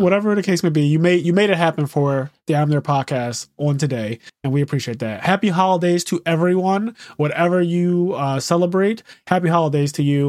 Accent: Philadelphia, Pennsylvania, United States; a person who was born and raised in Philadelphia, never lived anywhere else in my life

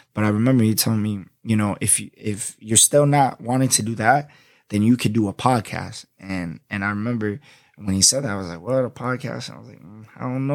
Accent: Florida, United States; accent: New York; also born or lived in Boston, Massachusetts; I went to high school, elementary, and middle school down here in Florida most of my life. I'm a Florida boy.

